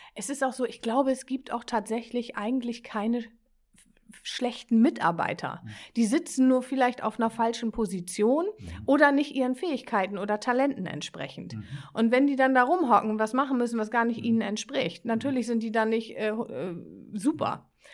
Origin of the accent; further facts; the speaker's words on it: Northern Germany, Germany; accent: norddeutsche Kodderschnauze; also born or lived in Bremen; Ich bin ein norddeutsches Kind, ich habe manchmal so eine norddeutsche Kodderschnauze